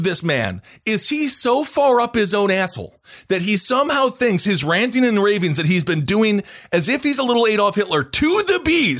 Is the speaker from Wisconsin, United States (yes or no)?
yes; Wisconsin, United States; going back to my home state of Wisconsin, there was a dude